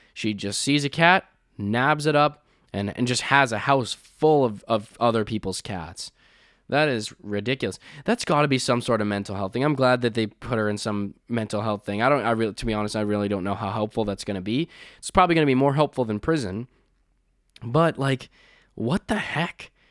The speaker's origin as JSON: {"language": "English", "country": "Canada", "tie": "born or raised there", "said": "growing up in Canada"}